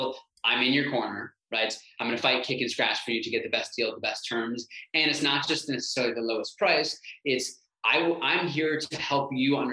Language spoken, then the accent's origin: English; North Shore, Illinois, United States; also born or lived in Chicago; I grew up in the North Shore. I now live in the North Shore.